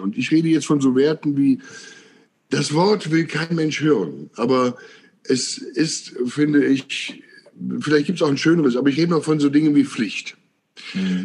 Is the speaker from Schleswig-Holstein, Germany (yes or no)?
no; Willich, North Rhine-Westphalia, Germany; ich bin hier auf dem Land groß geworden. Also Willig heißt der Ort zwischen Krefeld und Mönchengladbach